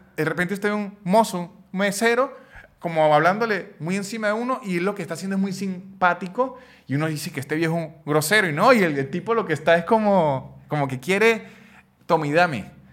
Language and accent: Spanish; San Cristóbal, Táchira, Venezuela; yo soy de San Cristóbal, en donde la cultura del béisbol no está tan apasionada